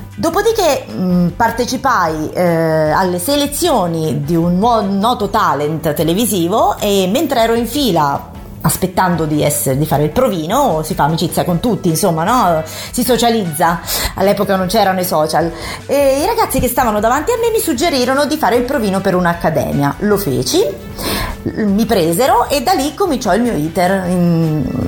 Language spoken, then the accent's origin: Italian; Querceta, Tuscany, Italy; moved away as an adult; now in Rome, Italy; sono nata in un paesino della Toscana vicino a Forte dei Marmi, Querceta in provincia di Lucca